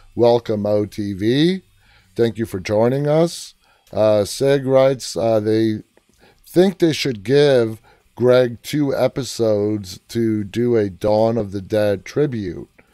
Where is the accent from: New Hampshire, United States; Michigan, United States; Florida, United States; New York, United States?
New York, United States; New York City; I grew up in New York City, and growing up my entire life in New York City